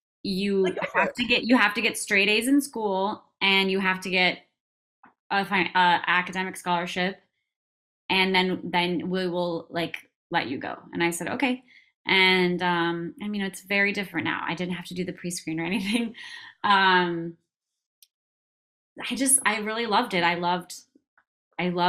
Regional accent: Minnesota, United States; moved away; I grew up in Minnesota. I'm not from there, but I grew up there

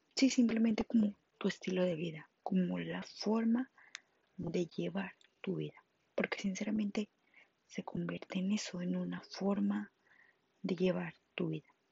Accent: Monterrey, Nuevo León, Mexico; soy de Monterrey, Nuevo León

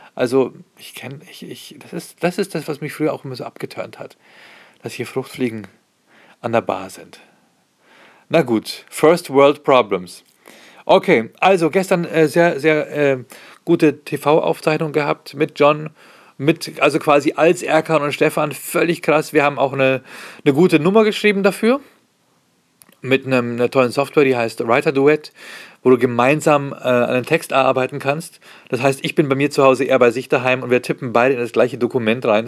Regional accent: Pfaffenhofen an der Ilm, Bavaria, Germany; auf der Pfaffenhofener Messe sein, in meinem Heimatort

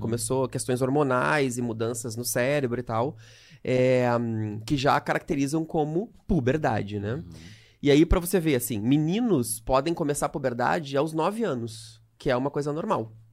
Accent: Canoas, Rio Grande do Sul, Brazil; moved away as an adult; now in Rio de Janeiro, Brazil; Eu, eu morei a minha vida inteira em Canoas, aqui do lado de Porto Alegre, no Rio Grande do Sul

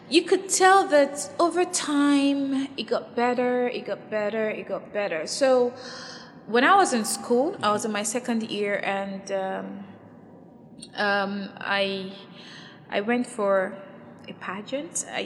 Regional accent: Kogi, Nigeria; I'm from Kogi State.

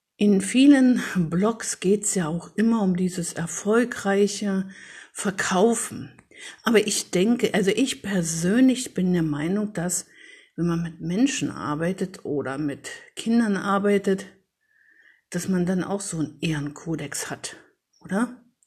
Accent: Paderborn, North Rhine-Westphalia, Germany; in meiner Heimatstadt, also in Paderborn, wo ich jetzt lebe

